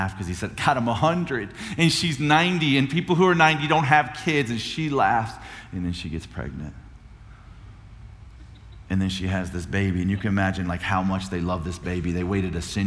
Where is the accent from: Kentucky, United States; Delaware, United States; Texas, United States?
Texas, United States; Cuero; I'm a chump from Cuero, Texas.